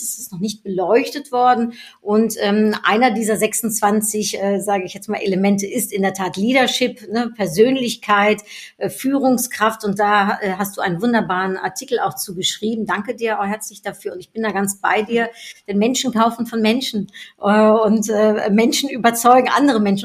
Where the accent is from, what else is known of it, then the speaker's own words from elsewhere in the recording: Netherlands; moved away; Ich bin Niederländerin